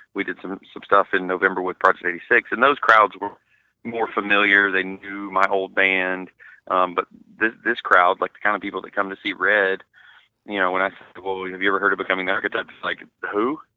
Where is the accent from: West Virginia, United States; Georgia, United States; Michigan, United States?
Georgia, United States; Atlanta; my hometown in Atlanta